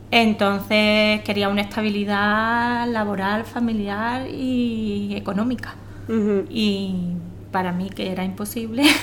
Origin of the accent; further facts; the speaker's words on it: Jerez de la Frontera, Andalusia, Spain; y soy de Jerez de la Frontera.